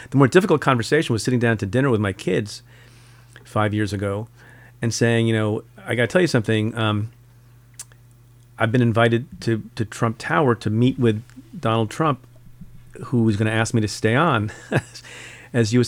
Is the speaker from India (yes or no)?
yes; India; moved away; And I'm from India, was born in India